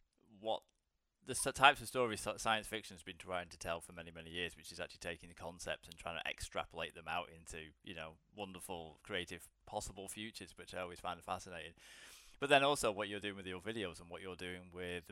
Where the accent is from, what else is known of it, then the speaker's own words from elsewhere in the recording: Blackpool, North West England, United Kingdom; now in London, United Kingdom; I currently live in London, but I'm originally from a small town up in northern England called Blackpool.